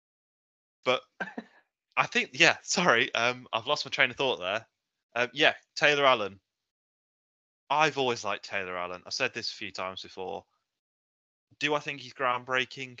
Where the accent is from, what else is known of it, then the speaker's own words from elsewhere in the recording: Wolverhampton, West Midlands, United Kingdom; moved away as an adult; also born or lived in Liverpool; now in Stoke-on-Trent, United Kingdom; I am New Cross Hospital's finest, Wolverhampton